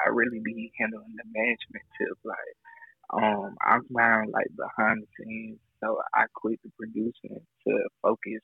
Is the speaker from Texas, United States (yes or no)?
no; Pensacola, Florida, United States; now in McDonough, United States; I'm originally from Pensacola, Florida, but I moved out here like in 2005